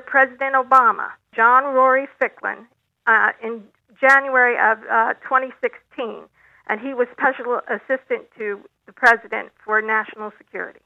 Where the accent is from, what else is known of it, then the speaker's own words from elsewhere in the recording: Philadelphia, Pennsylvania, United States; I grew up in Philadelphia